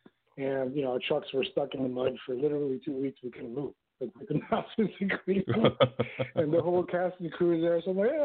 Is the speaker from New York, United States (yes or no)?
yes; New York City, New York, United States; also born or lived in Detroit, Michigan; now in Los Angeles, United States; originally, I'm from New York